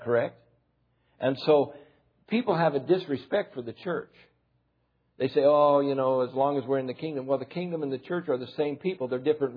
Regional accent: United States; I'm an American, I'm not Japanese. When I was in France, I was an American.

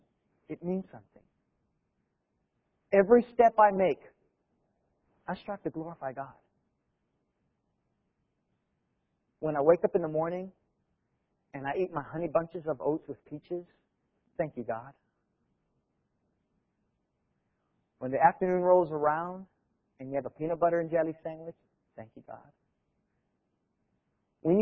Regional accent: Hawaii, United States; I grew up in Hawaii

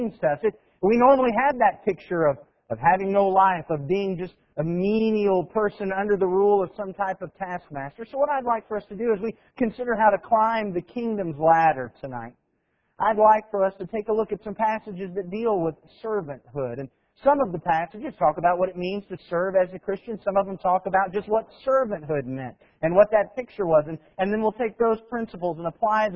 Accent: United States; We're American.

